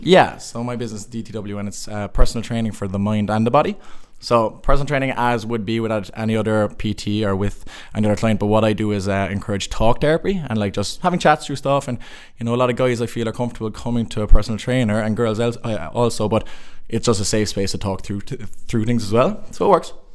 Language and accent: English; Cork, Munster, Ireland; moved away as an adult; also born or lived in Limerick; I'm from Cork